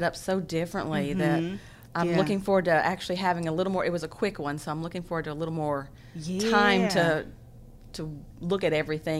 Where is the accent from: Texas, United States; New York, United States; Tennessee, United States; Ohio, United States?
Tennessee, United States; moved away as an adult; also born or lived in Huntington, West Virginia; now in Beaumont, United States; because I grew up in Tennessee at the foot of the mountains, and then we were surrounded by mountains in Huntington.